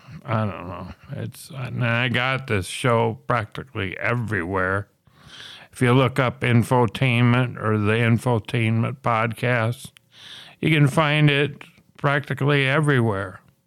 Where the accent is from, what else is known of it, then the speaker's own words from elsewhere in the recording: Minnesota, United States; But it's even a lot better than my home state of Minneapolis